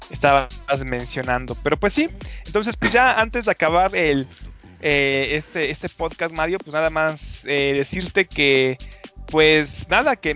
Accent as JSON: {"language": "Spanish", "country": "Mexico", "said": "comienza a decir que así somos los mexicanos"}